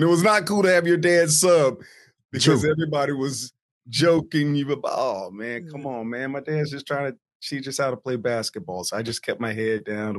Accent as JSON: {"language": "English", "town": "Chesapeake", "region": "Virginia", "country": "United States", "tie": "born or raised there", "also_born_or_lived": "East Orange, New Jersey / Norfolk, Virginia / California", "said": "We moved from East Orange, New Jersey we moved to Virginia. So I grew up in parts of Chesapeake, Virginia, and I grew up in parts of South Norfolk, Virginia"}